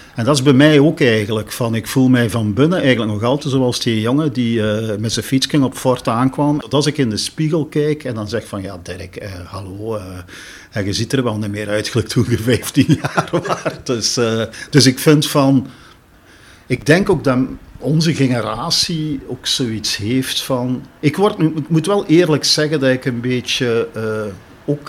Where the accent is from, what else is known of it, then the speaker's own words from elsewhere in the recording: Genk, Flanders, Belgium; also born or lived in Brussels; now in Marseille, France; Ik kom van Genk. Ik bedoel, ik was al opgegroeid in een multiculturele